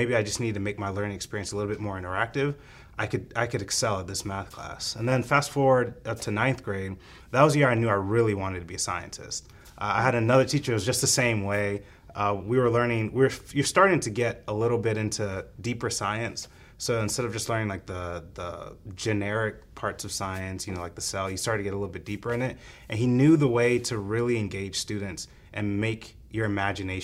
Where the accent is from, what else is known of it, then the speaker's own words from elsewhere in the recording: United States; also born or lived in Kenya; I came to the United States very early in life, and I grew up here with my 3 older siblings